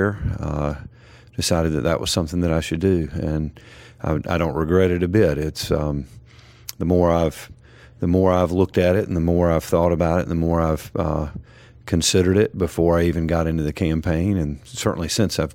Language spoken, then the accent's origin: English; Wilson, North Carolina, United States; I'm originally from born and raised in Wilson, North Carolina